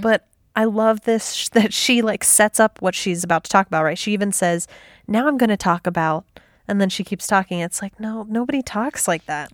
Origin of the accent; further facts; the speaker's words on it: Midwest, United States; where I grew up in the Midwest